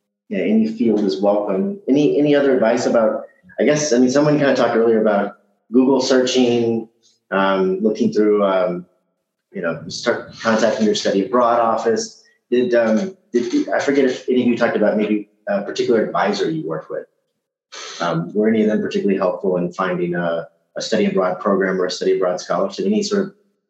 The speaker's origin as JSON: {"language": "English", "town": "Kansas City", "region": "Missouri", "country": "United States", "said": "And then to go back home to Kansas City, Missouri, which is maybe a couple hundred thousand people, this place is so quiet."}